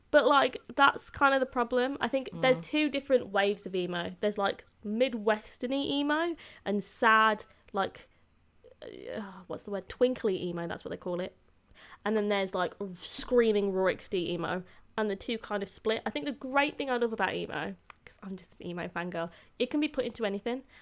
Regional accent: Birmingham, West Midlands, United Kingdom; I'm from Birmingham.

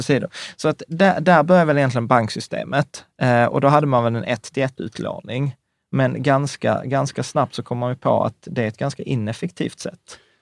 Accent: Sweden; som svenskar

